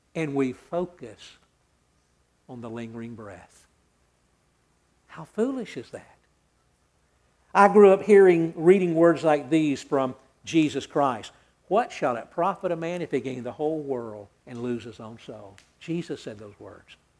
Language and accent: English; Atlanta, Georgia, United States; I grew up hearing songs. I'm from Atlanta